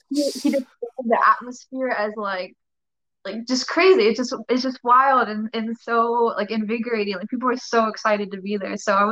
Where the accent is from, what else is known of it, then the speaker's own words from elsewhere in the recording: Anaheim, California, United States; I'm from California, but I lived in Anaheim like pretty much all my life